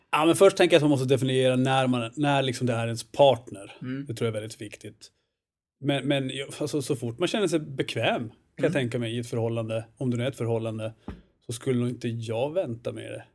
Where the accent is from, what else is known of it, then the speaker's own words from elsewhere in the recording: Östersund, Jämtland, Sweden; accent: norrländska; moved away as an adult; now in Stockholm, Sweden; kommer norrifrån till att börja med